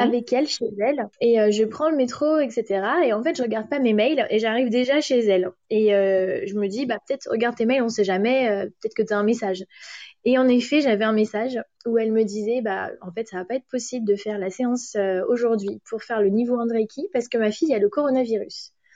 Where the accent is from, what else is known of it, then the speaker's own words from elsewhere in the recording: France; first language French; now in London, United Kingdom; je suis française